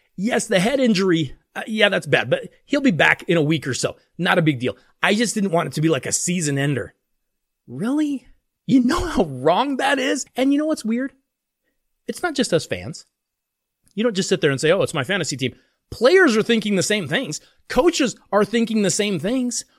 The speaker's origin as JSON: {"language": "English", "town": "Denver", "region": "Colorado", "country": "United States", "tie": "born or raised there", "said": "right here in my hometown, Denver"}